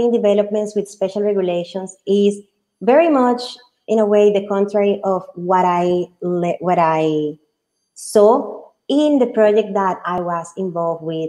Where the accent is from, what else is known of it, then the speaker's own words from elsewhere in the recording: Colombia; moved away; also born or lived in United Kingdom; I was born in Colombia